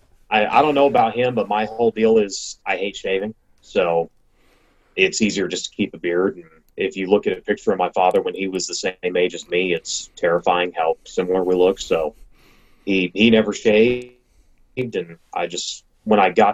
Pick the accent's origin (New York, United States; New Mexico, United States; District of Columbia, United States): New Mexico, United States; Las Cruces; the track I grew up at in Las Cruces